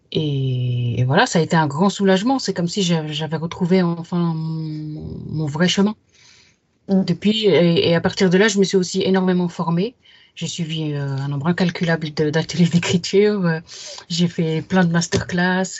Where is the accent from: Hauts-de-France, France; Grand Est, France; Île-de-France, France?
Île-de-France, France; Yvelines; J'ai grandi dans les Yvelines, un département de l'ouest de Paris